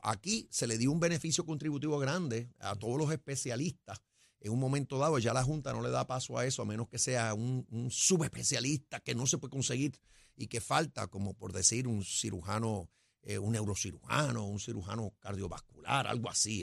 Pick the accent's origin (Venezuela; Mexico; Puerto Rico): Puerto Rico; somos puertorriqueños primero